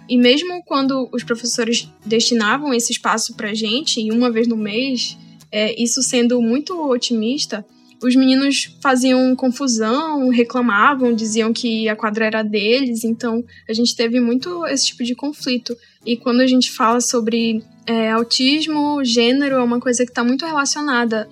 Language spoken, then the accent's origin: Portuguese; Amazon, Brazil; eu nasci e cresci na Amazônia